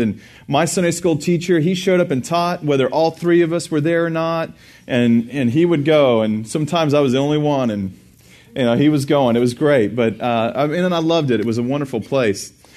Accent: Burnet, Texas, United States; also born or lived in Houston, Texas / Dallas, Texas / College Station, Texas; I grew up in Burney, Texas, and graduated from there

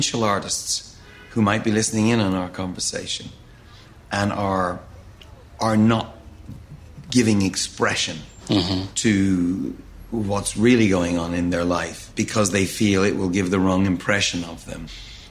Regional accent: Ireland; I am Irish

